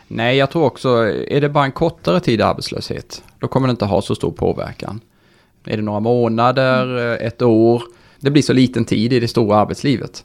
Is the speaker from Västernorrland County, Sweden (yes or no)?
no; Karlskrona, Blekinge, Sweden; moved away as an adult; now in Stockholm, Sweden; jag är uh, inte från Stockholm, därav min vi. dialekt. Mm. Brukar jag få lite pika för. Men uh, från Karlskrona, flyttade upp här till Stockholm för uh, snart 17-18 år sedan på grund av studier